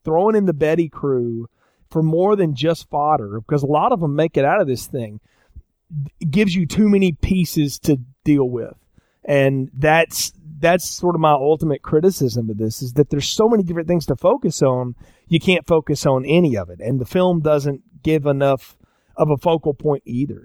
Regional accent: the South, United States; I'm from the South

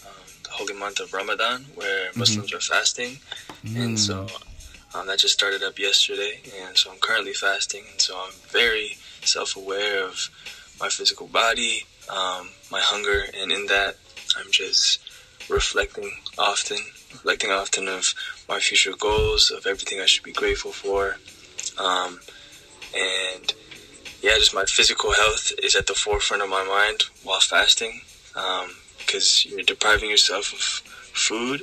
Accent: Seattle, Washington, United States; I'm from Seattle, Washington.

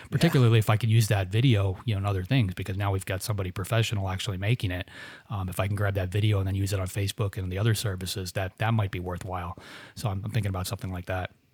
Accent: Florida, United States; I grew up in Florida

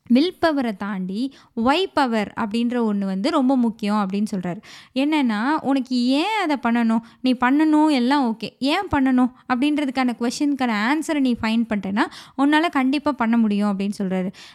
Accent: Madurai, Tamil Nadu, India; அதே மதுரையில் நிலம் வாங்கினாங்க வீடு வாங்கினாங்க மூணு பசங்க அந்த ஊரில் தான் பிறந்தோம்

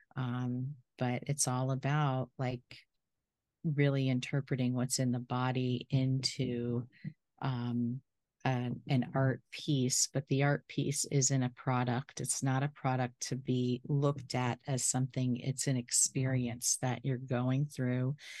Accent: Florida, United States; I'm from Florida

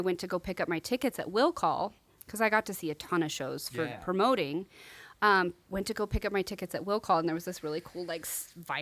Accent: Pahrump, Nevada, United States; I'm originally from Pahrump

